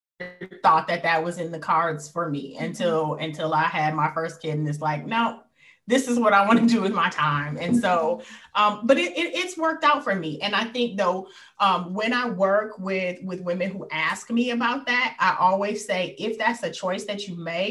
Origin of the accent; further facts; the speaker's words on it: Detroit, Michigan, United States; I was born and raised here